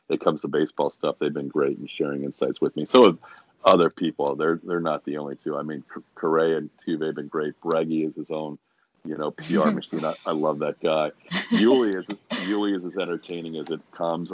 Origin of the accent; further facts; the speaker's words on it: Philadelphia, Pennsylvania, United States; moved away as an adult; also born or lived in Syracuse / Florida; now in Houston, United States; even though I grew up in Philadelphia and spent my college years in Syracuse